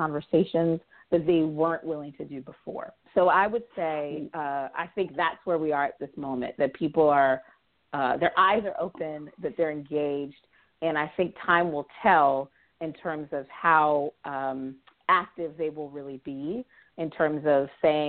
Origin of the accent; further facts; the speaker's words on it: Baltimore, Maryland, United States; my hometown in Baltimore